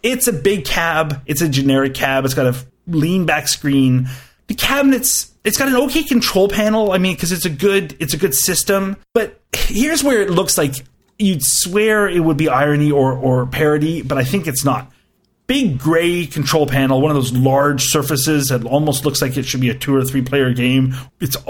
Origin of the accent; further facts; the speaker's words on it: Canada; as a Canadian